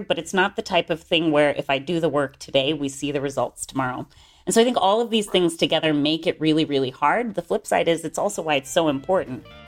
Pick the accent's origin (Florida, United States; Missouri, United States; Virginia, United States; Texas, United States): Florida, United States; Gainesville; moved away as an adult; also born or lived in Oxford, United Kingdom; now in Northern California Bay Area, United States; I grew up in North Central Florida in a town called Gainesville.